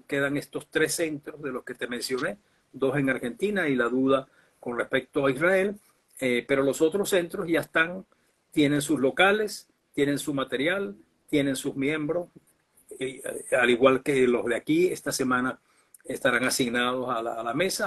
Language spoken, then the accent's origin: Spanish; Venezuela; como venezolanos